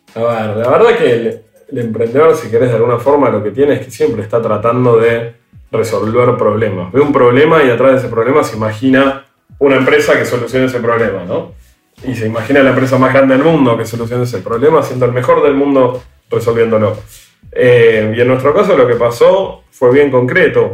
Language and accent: Spanish; Argentina; nosotros somos argentinos